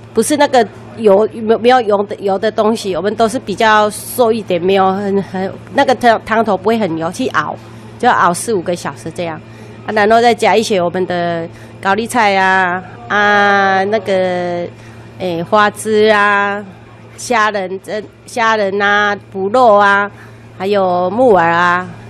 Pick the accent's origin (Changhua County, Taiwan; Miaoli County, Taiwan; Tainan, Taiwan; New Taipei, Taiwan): Changhua County, Taiwan; Lukang; moved away as an adult; also born or lived in Taipei; 我们也是小，小孩子也是在鹿港出生的嘛